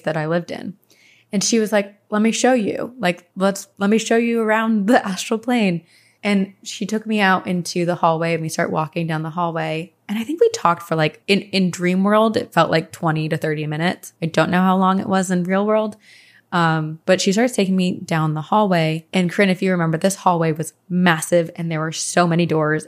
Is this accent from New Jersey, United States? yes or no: yes; Branchburg / Skillman, Princeton area, New Jersey, United States; we moved from Branchburg to the Skillman, Princeton area